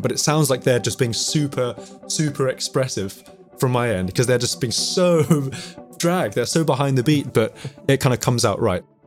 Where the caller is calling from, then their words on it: London, United Kingdom; I'm calling from North London, calling from my, my lockdown location, my family music room.